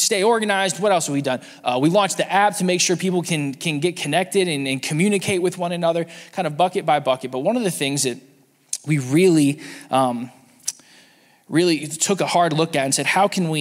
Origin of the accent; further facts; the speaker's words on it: Pennsylvania, United States; we're all from Pennsylvania